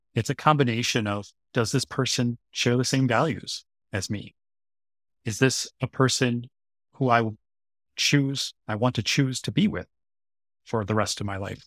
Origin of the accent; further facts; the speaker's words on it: United States; now in Seoul, South Korea; as an American